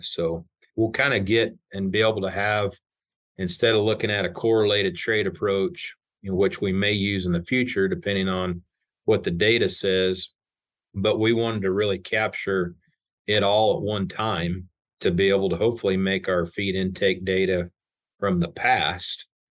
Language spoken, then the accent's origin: English; South Central Kansas, United States; I grew up in South Central Kansas on a grain and cow calf